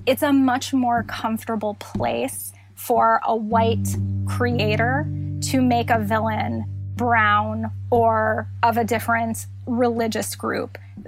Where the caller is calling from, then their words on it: Chicago, Illinois, United States; I'm joining you from Chicago